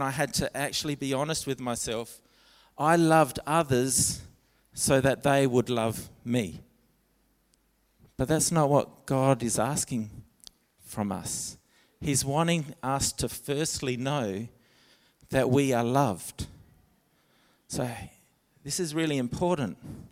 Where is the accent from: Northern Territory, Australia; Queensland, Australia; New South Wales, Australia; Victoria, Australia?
Northern Territory, Australia; Alice Springs; I grew up in Alice Springs